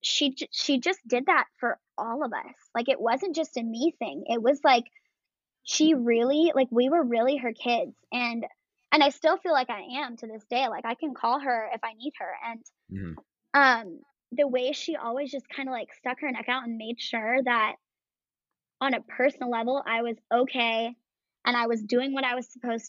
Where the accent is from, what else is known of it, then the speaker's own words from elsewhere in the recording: Michigan, United States; moved away; also born or lived in California; I'm from Michigan originally. I was born there.